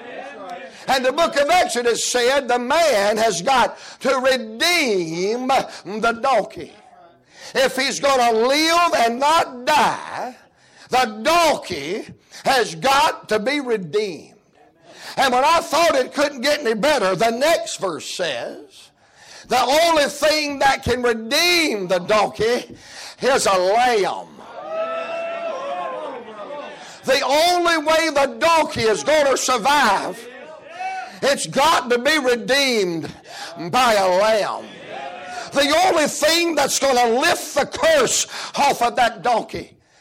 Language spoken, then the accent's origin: English; the South, United States; I'm a Southerner